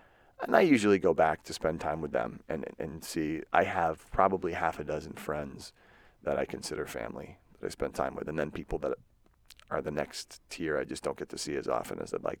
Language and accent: English; Marshfield, Massachusetts, United States; We're both from Marshfield, Massachusetts, a beautiful coastal town south of Boston, about 30 minutes between Boston and Plymouth on the water.